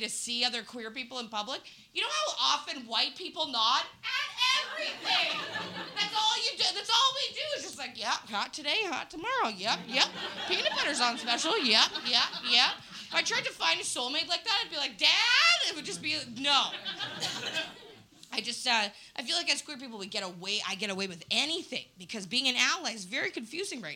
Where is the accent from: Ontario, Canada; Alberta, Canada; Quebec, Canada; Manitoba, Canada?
Manitoba, Canada; Winnipeg; moved away; I'm from Winnipeg originally